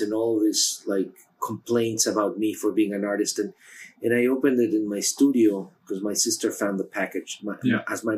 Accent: Mexico City, Mexico; moved away as an adult; now in New York, United States; I was born in Mexico City

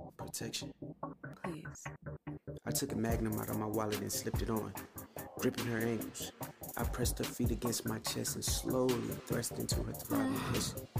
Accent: Atlanta, Georgia, United States; since I was a little boy growing up in Atlanta

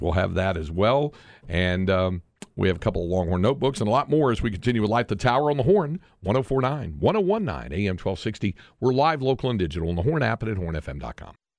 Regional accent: Greensboro, North Carolina, United States; I grew up in Greensboro

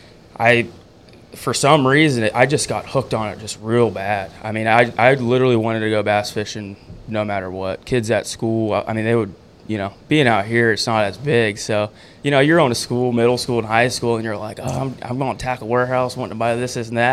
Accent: Rocklin, California, United States; I'm originally born and raised in Rockland, so Sacramento area.

